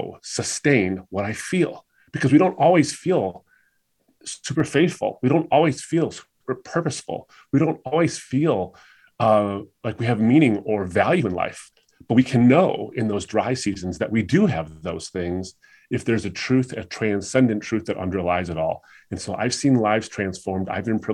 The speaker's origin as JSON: {"language": "English", "country": "United States", "tie": "born or raised there", "said": "I was raised in the United States, but I come from a Muslim background"}